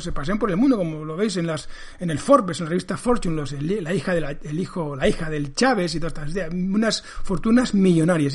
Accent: Spain; Lo que está pasando en mi país.

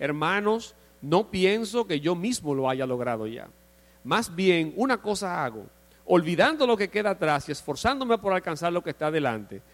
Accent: Dominican Republic; nosotros como dominicanos vivimos en una sociedad

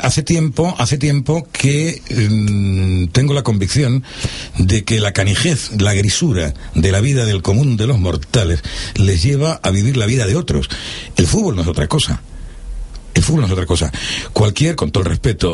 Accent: Marbella, Andalusia, Spain; Marbella, que es mi pueblo

